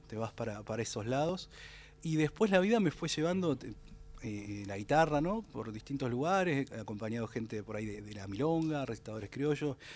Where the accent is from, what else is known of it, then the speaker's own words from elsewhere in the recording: Lobería, Buenos Aires Province, Argentina; also born or lived in Necochea; now in Tandil, Argentina; soy nacido en Necochea, después me crié en Lobería, que es un pueblo muy pequeño, y después me fui a vivir a Tandil, donde estoy residiendo